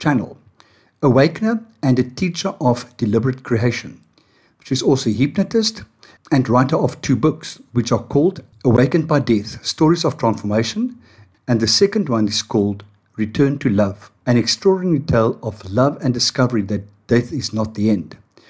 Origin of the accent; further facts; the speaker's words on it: Johannesburg, Gauteng, South Africa; accent: South African; I grew up in Johannesburg.